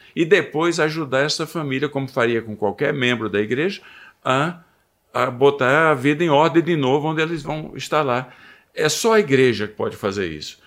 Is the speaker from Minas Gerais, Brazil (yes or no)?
no; Seridó backlands, Rio Grande do Norte, Brazil; moved away as an adult; also born or lived in California, United States; eu nasci no Rio Grande do Norte, no, no sertão do Seridó. Então, ah, humanamente falando, não havia muita perspectiva. Família é simples e um lugar simplíssimo.